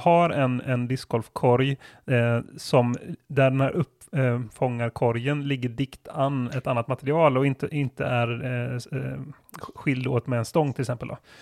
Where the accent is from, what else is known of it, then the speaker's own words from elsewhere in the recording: Gothenburg, Västra Götaland, Sweden; Jag är ju från Göteborg